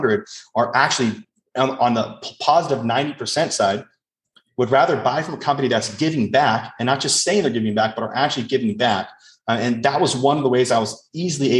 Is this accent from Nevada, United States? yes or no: yes; Las Vegas, Nevada, United States; first language English; I grew up in Las Vegas